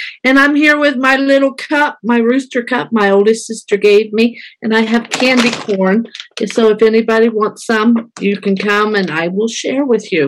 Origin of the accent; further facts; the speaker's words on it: Carmel, Indiana, United States; moved away as an adult; also born or lived in Texas; now in Colombia; I am 61 years old. Did I say that out loud? I grew up in Indiana. I won't tell you all the details of everything. Grew up in Indiana. Graduated from high school there in the Carmel area.